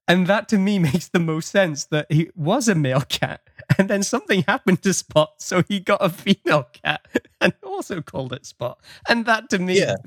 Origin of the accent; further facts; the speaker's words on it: England, United Kingdom; now in Canada; the fun that we had growing up with Star Trek in England